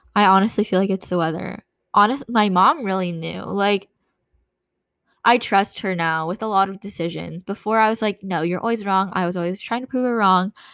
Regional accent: California, United States; moved away as an adult; growing up in California

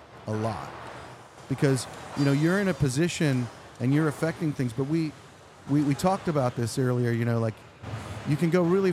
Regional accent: Pennsylvania, United States; I'm from Pennsylvania

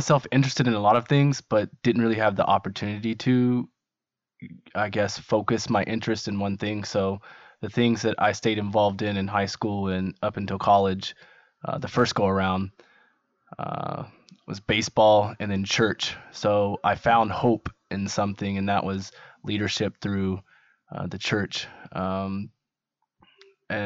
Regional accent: Barbourville, Kentucky, United States; I'm from Barberville, Kentucky

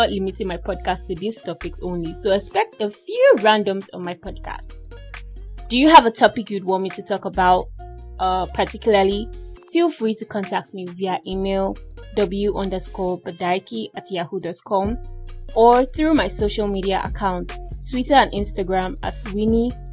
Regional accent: Igbo land, southeastern Nigeria, Nigeria; moved away; also born or lived in Edo State, Nigeria; I'm actually a native of Edo State. But I'm sort of related to the north, and I grew up in Igbo land as well as schooled in Yoruba land

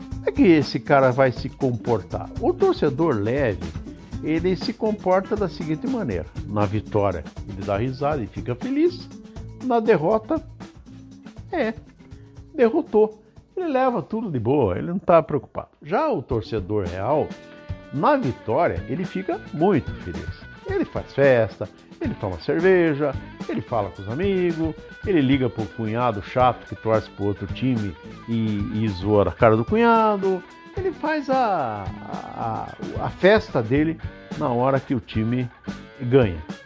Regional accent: Brazil; Nós que somos brasileiros

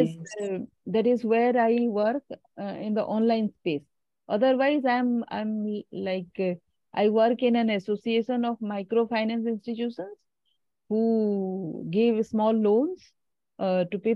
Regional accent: India; I'm from India

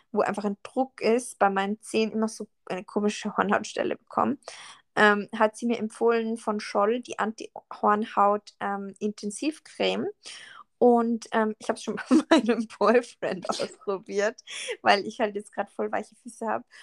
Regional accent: Salzburg, Austria; Und dann sie so, ja, was sind deine Wurzeln und so? Und ich so, ja, ich bin eh Österreicherin und so.

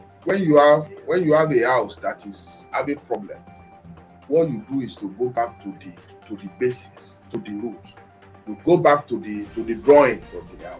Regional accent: Ekiti, Nigeria; I am from Ekiti State

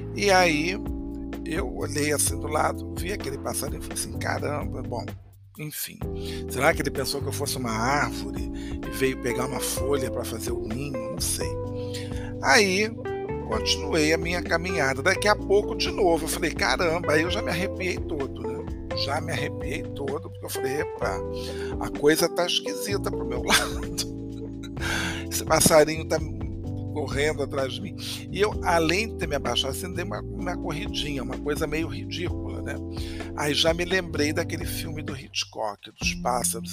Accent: Rio de Janeiro, Brazil; nem parece que eu sou carioca, não parece que eu moro no Rio de Janeiro

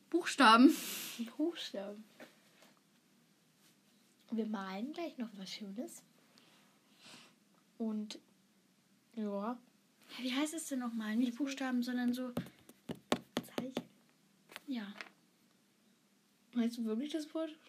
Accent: Germany

